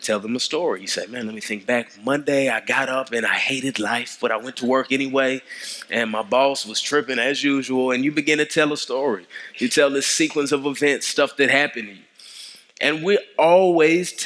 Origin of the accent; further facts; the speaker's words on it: DeSoto, Texas, United States; now in Atlanta, United States; I grew up in Dallas. I grew up in DeSoto, so it's good to be in the Metroplex.